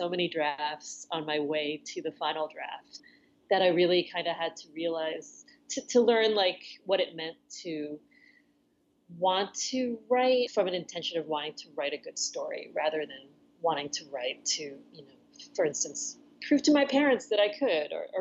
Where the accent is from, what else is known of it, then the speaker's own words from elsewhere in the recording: New York City suburbs, United States; He's born in New York City like I was. He's raised in the suburbs like I was